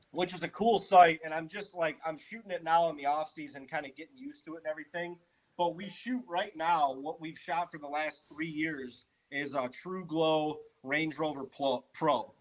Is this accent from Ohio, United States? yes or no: yes; Ohio, United States; also born or lived in Western New York; we're from Ohio